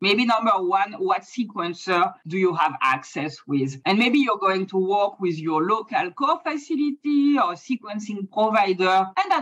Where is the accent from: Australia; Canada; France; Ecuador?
France; accent: French; English is a second language; moved away as an adult; now in San Diego, United States; I'm from France. That's the accent, even though I've been in the US for a long time.